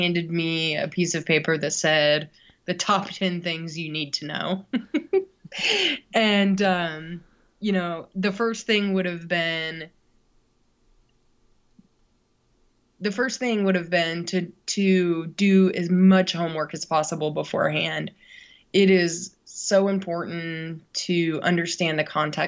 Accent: United States; as an American growing up in a pretty, you know, traditional family setting

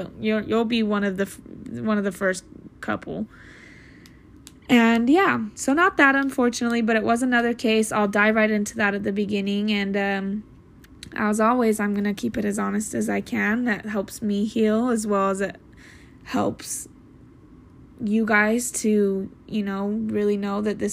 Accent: Salt Lake City, Utah, United States; I am from Salt Lake City, Utah

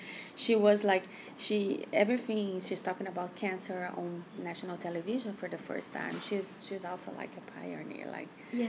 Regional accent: Brazil; moved away as an adult; now in Los Angeles, United States; I'm from Brazil.

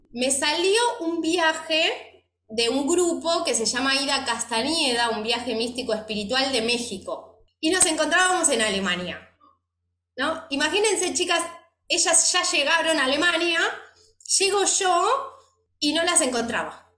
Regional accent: Argentina; me fui sola de Argentina

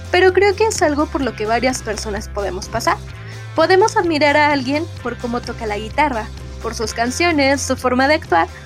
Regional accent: Guadalajara, Jalisco, Mexico; Kenia fue la primera en mencionar que habría un evento en Guadalajara, mi ciudad natal, donde asistiría por primera vez una banda de K-pop

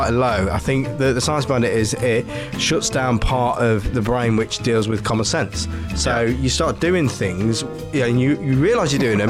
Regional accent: Nottingham, East Midlands, United Kingdom; I'm from Nottingham.

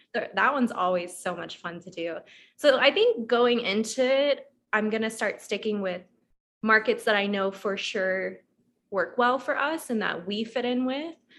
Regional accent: Atlanta, Georgia, United States; now in Orlando, United States; I'm from Atlanta.

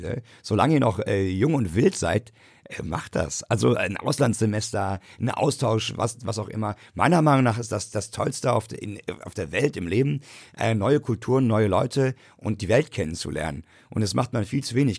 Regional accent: Frankfurt area, Hesse, Germany; also born or lived in United States; ich kenne es jetzt von Frankfurt beispielsweise, ich komme aus der Gegend

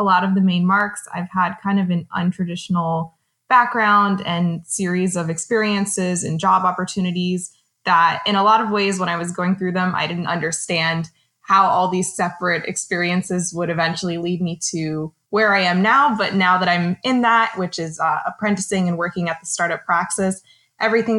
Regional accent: South Florida, United States; growing up in South Florida

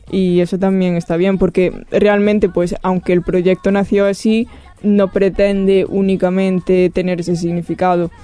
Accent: Rianxo, Galicia, Spain; moved away as an adult; now in Barcelona, Spain; soy de Galicia y soy de una, un sitio muy pequeño que se llama Riancho

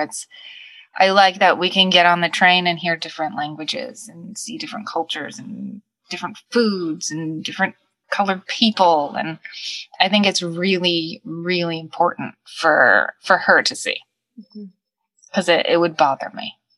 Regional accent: Suffolk County, Long Island, New York, United States; accent: Long Island; moved away as an adult; now in New York City, United States; I can't claim New Yorker because I'm from Long Island and and I'm particularly from Suffolk County

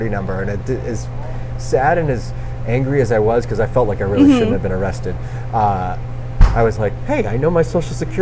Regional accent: Revere, Massachusetts, United States; also born or lived in Saugus, Massachusetts / Southern California; I grew up in Revere and Saugus, and with the exception of living in Southern California and going to college

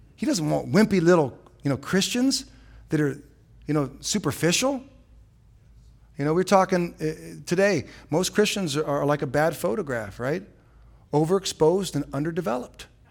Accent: San Francisco, California, United States; also born or lived in Ohio; now in Surprise, United States; I was born in San Francisco

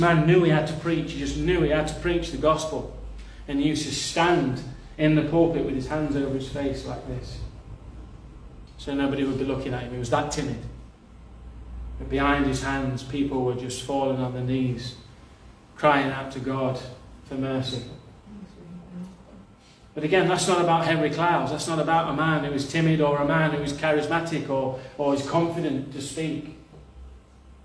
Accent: Nottinghamshire, East Midlands, United Kingdom; I'm not from Yorkshire, but I'm from Nottinghamshire

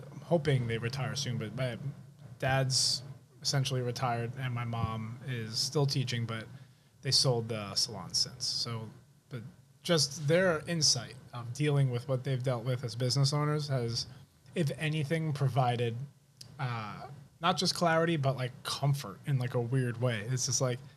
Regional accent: New York City, New York, United States; I grew up in Rockaway Beach

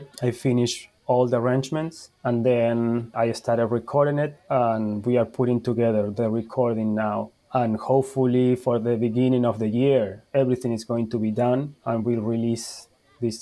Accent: Uruguay; English is a second language; moved away as an adult; also born or lived in Argentina / Spain; now in Charleston, United States; I'm from Uruguay

